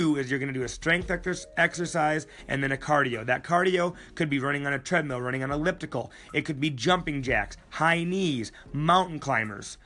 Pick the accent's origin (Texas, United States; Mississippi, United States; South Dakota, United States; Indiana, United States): South Dakota, United States; Sioux Falls; Sioux Falls, my hometown